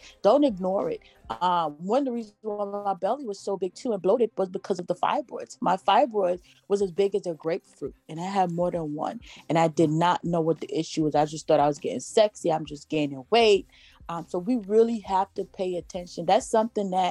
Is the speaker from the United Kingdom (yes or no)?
no; Jamaica; I'm Jamaican. So we grew up on sea moss.